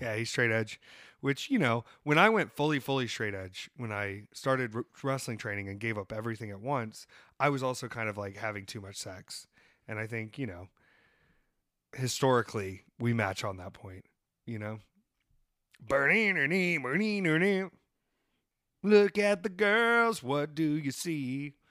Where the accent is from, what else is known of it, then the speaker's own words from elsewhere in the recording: Myrtle Beach, South Carolina, United States; I grew up in Myrtle Beach